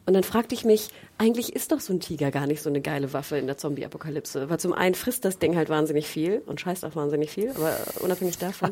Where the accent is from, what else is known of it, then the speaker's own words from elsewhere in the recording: the North, Northern Germany, Germany; ich komme irgendwie aus dem Norden